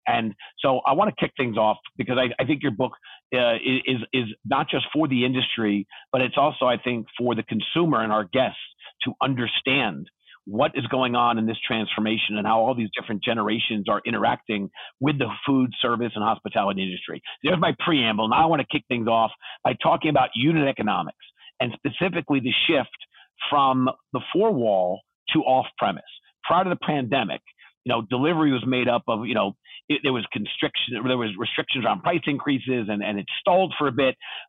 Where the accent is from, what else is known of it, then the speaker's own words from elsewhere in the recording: New York City, New York, United States; I grew up here in New York City